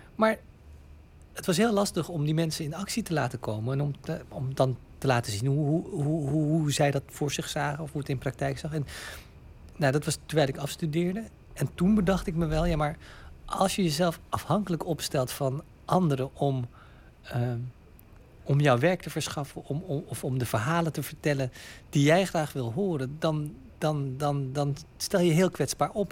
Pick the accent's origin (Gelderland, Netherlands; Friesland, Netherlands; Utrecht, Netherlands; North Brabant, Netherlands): Utrecht, Netherlands; in Nederland, in Utrecht, waar ik opgroeide, daar was ik ah, op school altijd de enige bruine jongen.